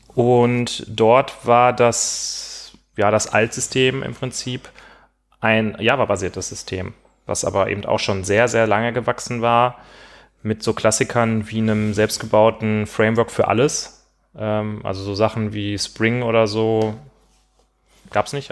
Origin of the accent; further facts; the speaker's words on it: Gladbeck, North Rhine-Westphalia, Germany; moved away; Ich komme ja aus Gladbeck